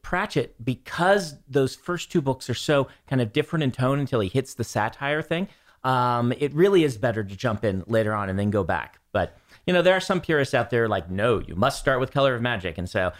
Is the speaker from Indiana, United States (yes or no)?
no; Lincoln, Nebraska, United States; When I grew up in Lincoln, Nebraska, which is very humid in the summers